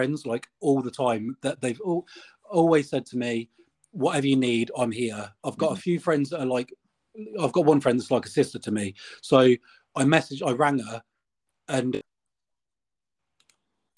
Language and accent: English; Northampton, East Midlands, United Kingdom; moved away; I'm from Northampton, which is like Midlands